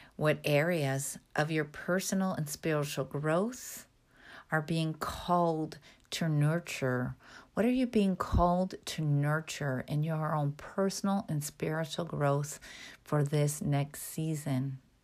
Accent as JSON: {"language": "English", "region": "Midwest", "country": "United States", "tie": "born or raised there", "said": "I grew up in the Midwest"}